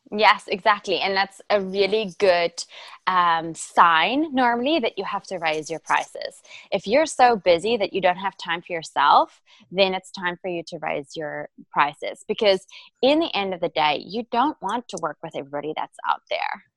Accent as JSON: {"language": "English", "country": "South Africa", "tie": "born or raised there", "also_born_or_lived": "London", "second_language": "English", "moved": "as an adult", "said": "so I am originally from South Africa and um, I was born and raised there, and then I moved to um, London after I graduated from the University of Stellenbosch"}